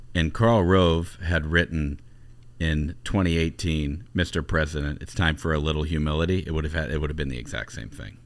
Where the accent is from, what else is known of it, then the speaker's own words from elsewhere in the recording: Ohio, United States; grew up in Ohio